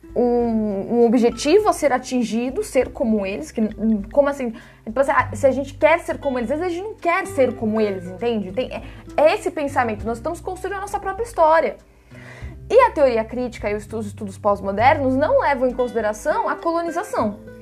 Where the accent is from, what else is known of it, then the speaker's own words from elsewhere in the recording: Brazil; nós temos um papel como brasileiros